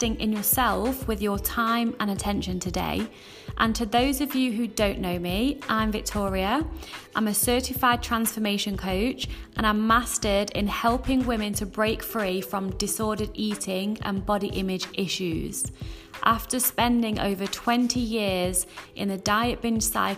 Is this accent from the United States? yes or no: no; United Kingdom; now in Netherlands; I'm British